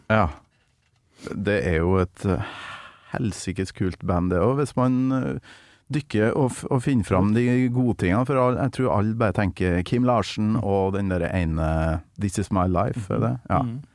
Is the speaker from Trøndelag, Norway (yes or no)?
yes; Trøndelag, Norway; jeg kommer fra Nord-Trøndelag